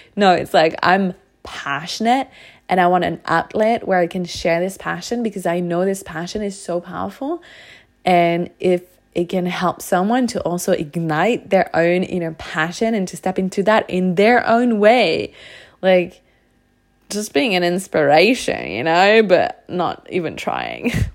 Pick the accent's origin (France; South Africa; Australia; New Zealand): France; moved away; where I grew up in France, in such a small town with such a closed mindset